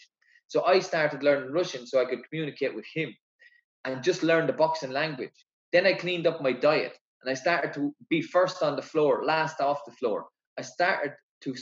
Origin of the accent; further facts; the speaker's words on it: Ireland; I represented my country